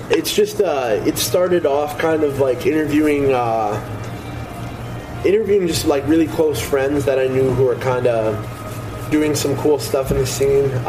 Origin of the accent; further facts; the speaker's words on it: Lockport, Manitoba, Canada; Like I grew up in Lockport, Sel- Selkirk area.